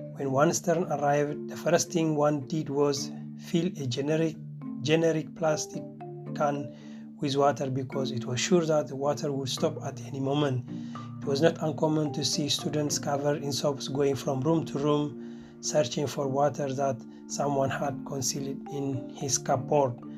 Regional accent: Eritrea; moved away as an adult; now in Göttingen, Germany; I come from Eritrea

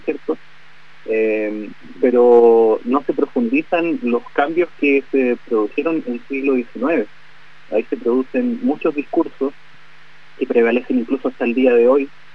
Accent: Gulumapu, Chile; nuestro territorio

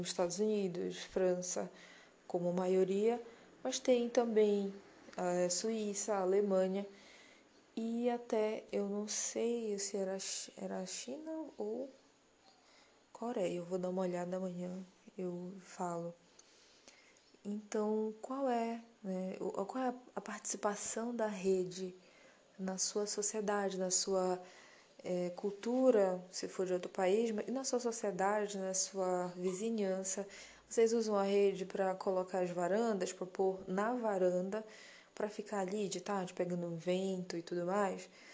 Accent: Belém, Pará, Brazil; eu sou paraense da gema, sou belenense

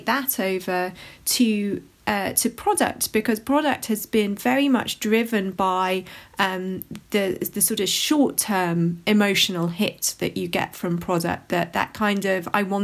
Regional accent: London, United Kingdom; somebody who's from London

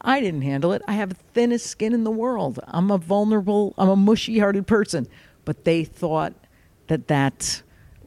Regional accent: Fairfield, Connecticut, United States; born or raised there

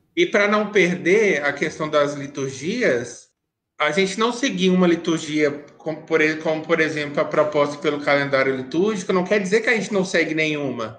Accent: Minas Gerais, Brazil; Eu sou mineiro

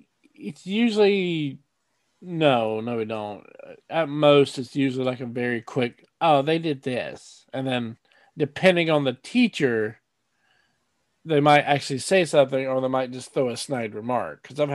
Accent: United States; So actual history classes growing up in America are boring as hell to me

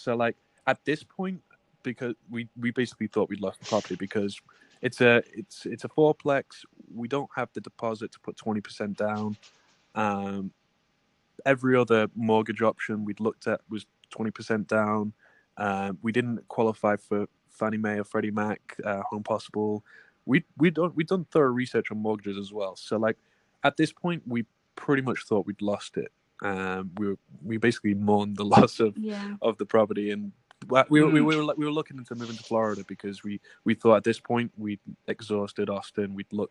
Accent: England, United Kingdom; now in United States; I didn't qualify because I'm English and I'm on an E2 visa. I don't have a green card here.

